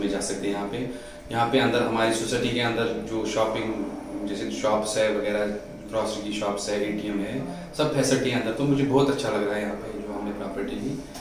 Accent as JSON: {"language": "Hindi", "region": "Jammu and Kashmir", "country": "India", "moved": "yes", "lives_now": "Dera Bassi, India", "said": "हम कश्मीरी हैं"}